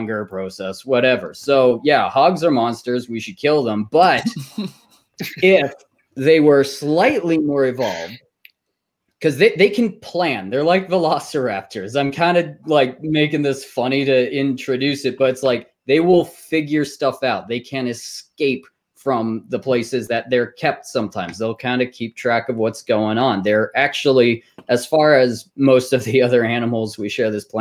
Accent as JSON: {"language": "English", "region": "Texas", "country": "United States", "moved": "yes", "said": "I'm originally from Texas"}